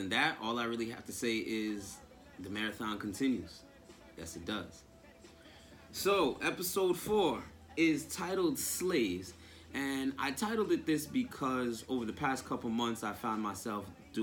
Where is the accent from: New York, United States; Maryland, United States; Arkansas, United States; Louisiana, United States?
New York, United States; Nyack; I was born and raised in Nyack, New York.